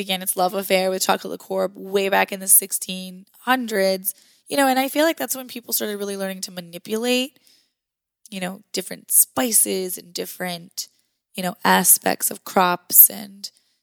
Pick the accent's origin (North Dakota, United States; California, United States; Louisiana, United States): North Dakota, United States; I'm from North Dakota